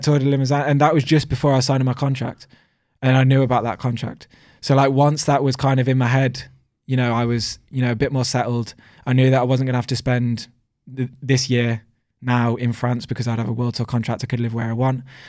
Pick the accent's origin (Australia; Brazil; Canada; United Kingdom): United Kingdom; me being a British rider